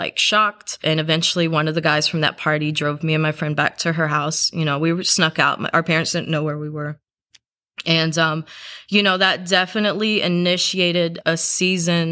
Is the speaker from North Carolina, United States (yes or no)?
no; South Carolina, United States; I grew up in South Carolina, so it's part of the Bible Belt.